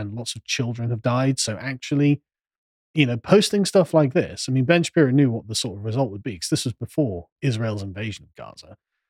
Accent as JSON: {"language": "English", "region": "England", "country": "United Kingdom", "said": "Exactly. I'm an Englishman."}